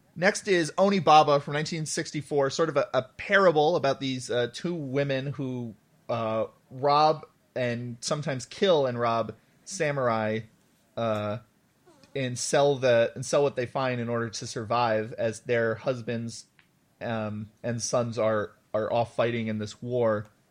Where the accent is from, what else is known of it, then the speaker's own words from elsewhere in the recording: United States; as an American